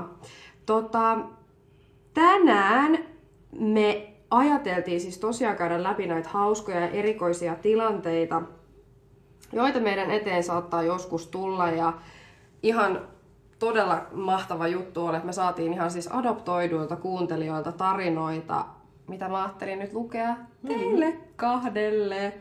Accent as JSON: {"language": "Finnish", "country": "Finland", "also_born_or_lived": "Colombia", "said": "mä oon niinku suomalainen, mutta mut on niinku adoptoitu Kolumbiasta"}